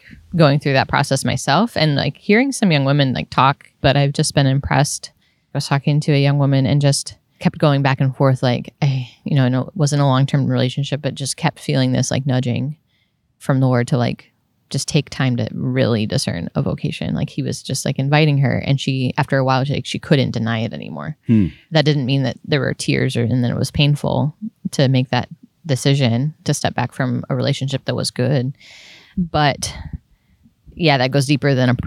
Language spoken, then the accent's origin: English; New York, United States; moved away; I'm from New York